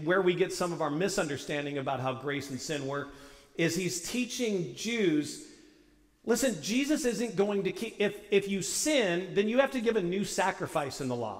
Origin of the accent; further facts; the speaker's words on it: St. Louis, Missouri, United States; And I was raised in St. Louis.